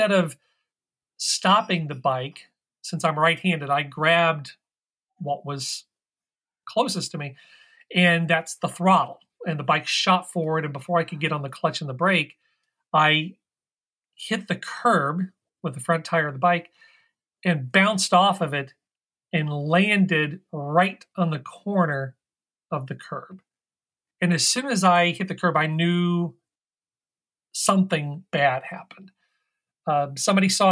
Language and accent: English; Midwest, United States; moved away as an adult; now in Washington, D.C., United States; I grew up in the Midwest, but I've lived out here in the Washington, D.C. area since the early 90s.